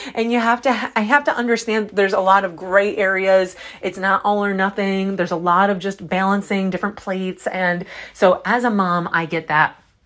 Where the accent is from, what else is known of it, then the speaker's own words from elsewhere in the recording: Syracuse, New York, United States; accent: Syracuse; my Syracuse accent